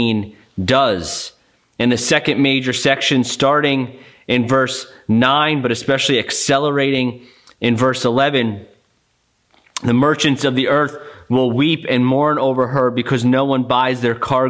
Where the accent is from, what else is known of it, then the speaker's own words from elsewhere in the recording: United States; as American Christians